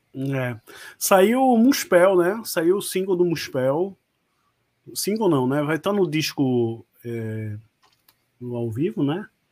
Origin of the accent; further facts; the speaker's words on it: Pernambuco, Brazil; accent: nordestino; also born or lived in Rio de Janeiro; Nascido e criado aqui em Pernambuco, o Rio de Janeiro tá só na certidão. Né? Pernambucano de corpo e alma.